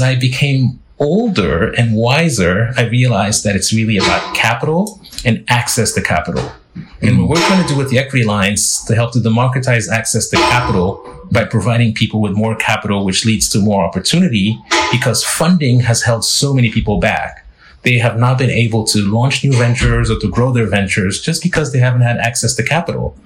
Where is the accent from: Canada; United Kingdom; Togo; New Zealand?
Togo; Lomé, Maritime; moved away; I'm a boy from Lomé. I was raised as a francophone, yet my entire career has been in the English speaking world.